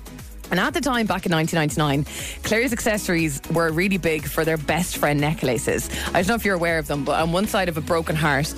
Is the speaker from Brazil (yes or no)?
no; Waterford, Munster, Ireland; also born or lived in Terenure, Dublin; I'm from Dublin, from Terranure. My family moved to Waterford in 1999. And I was a child, obviously. I was only six.